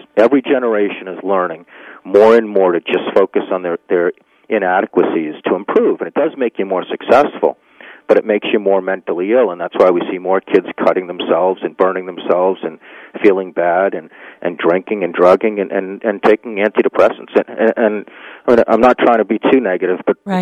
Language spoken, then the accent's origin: English; Needham, Massachusetts, United States; my hometown, Needham, Massachusetts, where I grew up